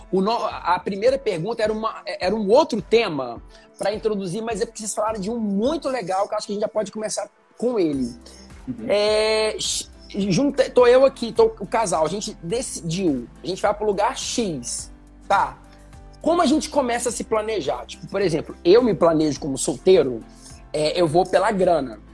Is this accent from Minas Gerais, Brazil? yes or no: yes; Muriaé, Minas Gerais, Brazil; now in Rio de Janeiro, Brazil; pelo menos na minha região, lá em Muriaé